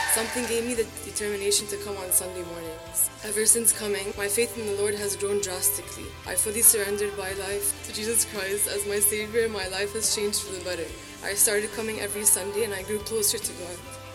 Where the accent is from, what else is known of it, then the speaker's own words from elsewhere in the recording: Canada; born there; I was born in Canada, but originally from the Middle East.